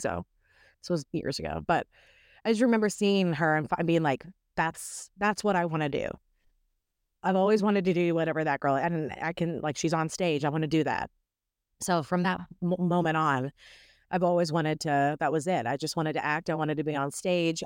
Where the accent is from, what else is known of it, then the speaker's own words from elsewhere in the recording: Owensboro, Kentucky, United States; also born or lived in Maceo, Kentucky; now in Nashville, United States; I am from Owensboro, Kentucky